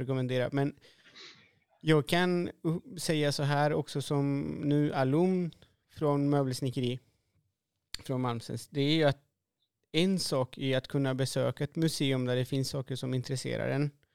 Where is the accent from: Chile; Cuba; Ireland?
Chile; moved away as an adult; now in Sweden; jag är från Chile